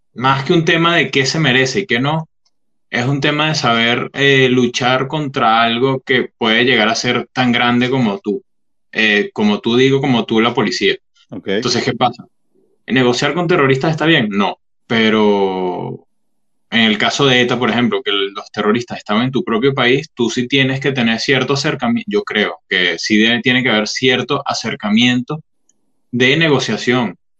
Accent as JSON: {"language": "Spanish", "country": "Venezuela", "moved": "as an adult", "said": "yo me fui de Venezuela en el 2017"}